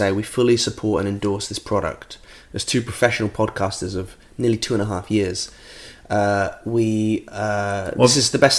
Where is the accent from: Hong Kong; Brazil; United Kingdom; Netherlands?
United Kingdom